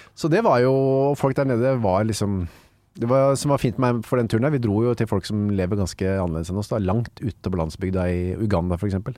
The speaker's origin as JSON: {"language": "Norwegian", "town": "Bærum", "region": "Akershus", "country": "Norway", "tie": "born or raised there", "also_born_or_lived": "Narvik, Norway / Bjerkvik, Norway", "lives_now": "Oslo, Norway", "said": "Og så flytta vi tilbake til eh, Bærum og Asker, har egentlig jeg bodd mesteparten av livet mitt."}